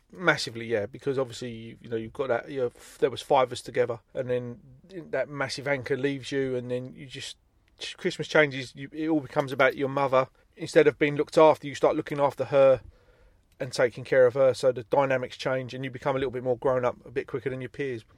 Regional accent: Stockwell, London, United Kingdom; where I grew up in Stockwell

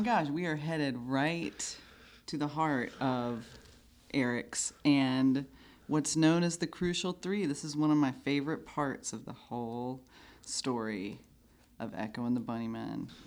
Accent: Georgia, United States; I grew up in Georgia

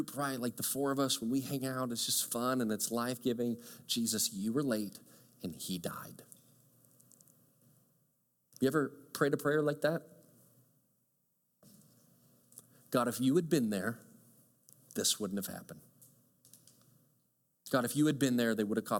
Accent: Chicago, Illinois, United States; moved away; also born or lived in small town in Michigan; I grew up in Chicago. I loved growing up in Chicago, kind of bustling suburb and subdivision

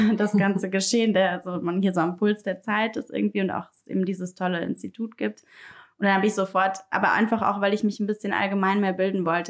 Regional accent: Rome, Lazio, Italy; now in Berlin, Germany; ich bin in Italien aufgewachsen, in Rom

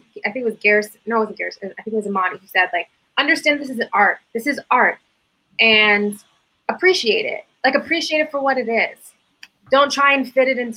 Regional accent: New Hampshire, United States; I'm from New Hampshire.

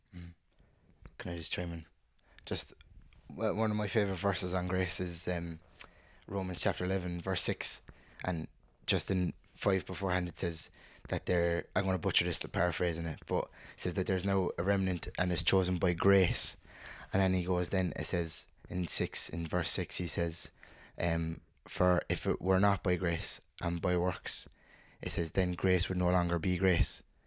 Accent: Cork, Munster, Ireland; I'm also from Cork, born and raised

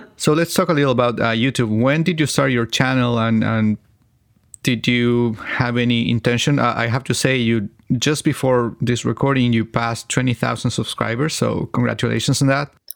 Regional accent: Chile; first language Spanish; English is a second language; my native language is Spanish, but I'm from Chile

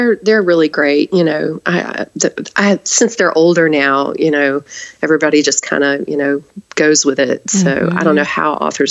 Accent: the South, United States; I'm from the South

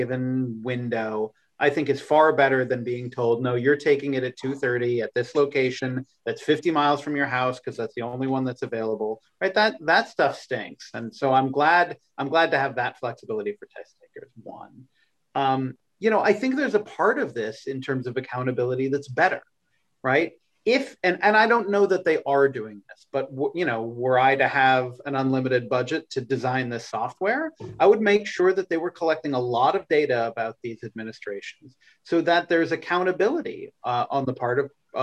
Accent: suburbs of Boston, Massachusetts, United States; my hometown

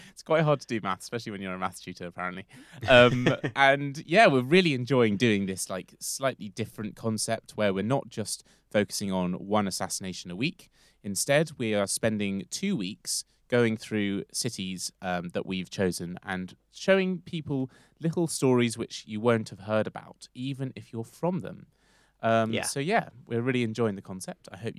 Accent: London, United Kingdom; as a Londoner.

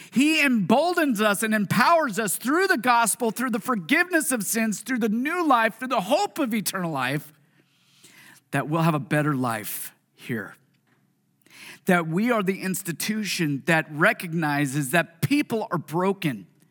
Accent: Puyallup, Washington, United States; also born or lived in Tacoma, Washington; this is the city that I was born, well, raised in. I was born in Tacoma. But Puyallup

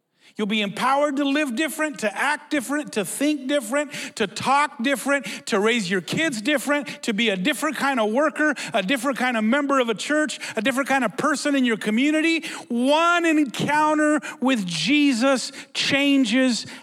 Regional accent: United States; We're from Mexico. I was born in the U.S.

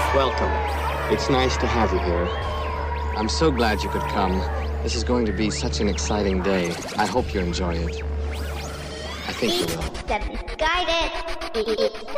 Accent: United States; I am an American

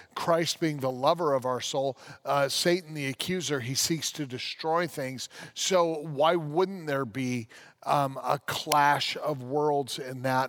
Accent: United States; As an American

